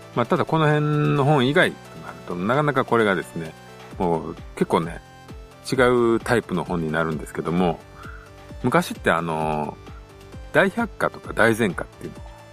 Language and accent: Japanese; Shikoku, Japan; 自分は四国出身なんで